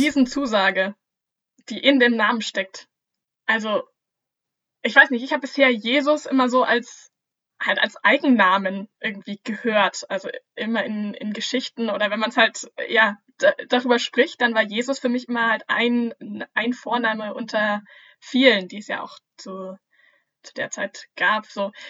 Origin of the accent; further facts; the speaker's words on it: Germany; bei uns in Deutschland